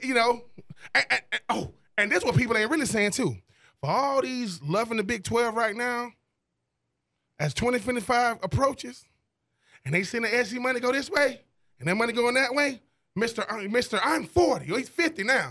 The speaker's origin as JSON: {"language": "English", "town": "Swainsboro", "region": "Georgia", "country": "United States", "tie": "born or raised there", "said": "growing up in Swainsboro, Georgia"}